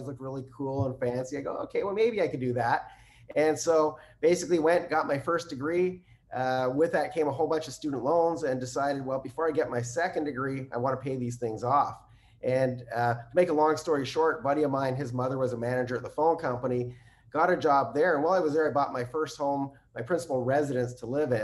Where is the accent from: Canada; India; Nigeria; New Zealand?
Canada; I'm Canadian